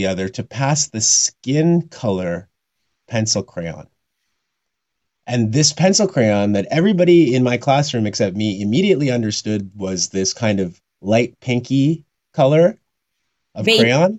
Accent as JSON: {"language": "English", "town": "Red Deer", "region": "Alberta", "country": "Canada", "tie": "born or raised there", "said": "I was born in Red Deer, Alberta in 1982"}